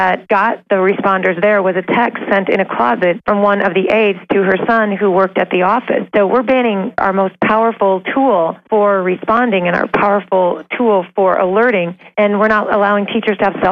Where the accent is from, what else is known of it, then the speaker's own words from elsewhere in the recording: Iowa, United States; I'm from Iowa, and I work in schools